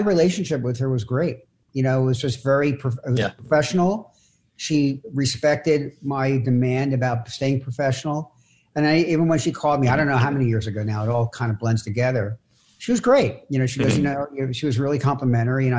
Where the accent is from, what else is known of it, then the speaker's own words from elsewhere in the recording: Philadelphia, Pennsylvania, United States; I'm from Philadelphia. We boot Santa Claus